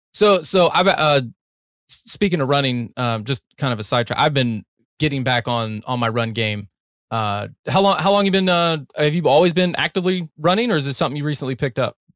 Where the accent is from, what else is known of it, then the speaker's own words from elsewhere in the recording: North Carolina, United States; also born or lived in Ohio; now in Texas, United States; I was born in Ohio, raised in North Carolina, and I've been in Texas for a better part of a decade now